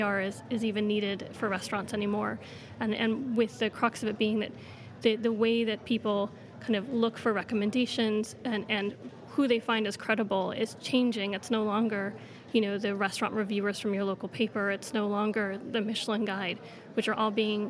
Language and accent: English; United States; moved away as an adult; now in United Kingdom; I'm American, and you know, coming from a country where there's a lot of a looser regulation